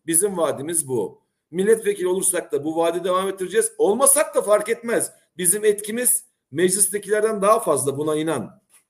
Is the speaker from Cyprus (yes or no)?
yes; Cyprus; biz Kıbrıs'ta e, küçük bir halkız